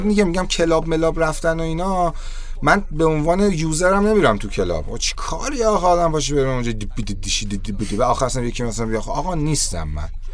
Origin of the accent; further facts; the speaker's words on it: Iran; من توی کشور جنگ زده به دنیا اومدم